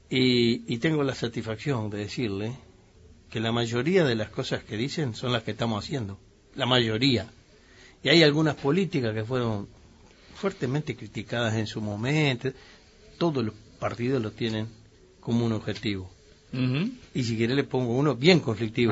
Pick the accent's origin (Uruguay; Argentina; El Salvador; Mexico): Uruguay; los uruguayos pensamos